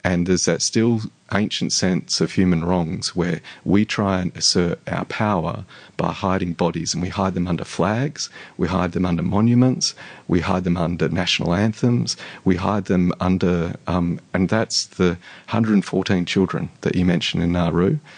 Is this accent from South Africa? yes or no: no; Australia; You're you're as Aussie as the rest of us.